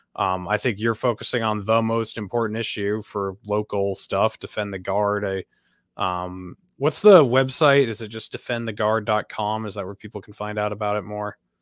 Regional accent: Sunapee, New Hampshire, United States; I grew up in Sunapee, which is, like, I don't know, twenty minutes away from there

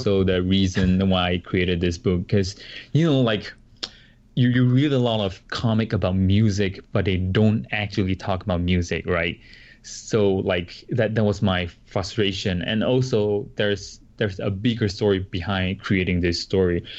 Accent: Singapore; moved away as an adult; now in Paramus, New Jersey, United States; I come from Singapore and we, we are like a multiracial country

